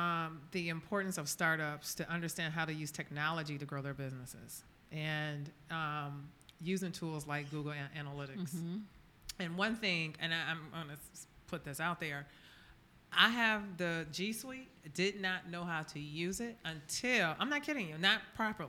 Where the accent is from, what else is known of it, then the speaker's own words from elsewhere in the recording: Baltimore, Maryland, United States; Okay, well, I'm from Baltimore, so.